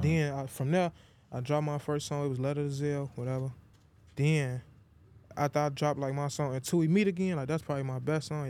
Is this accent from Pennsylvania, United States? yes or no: no; Chicago, Illinois, United States; born or raised there; also born or lived in Iowa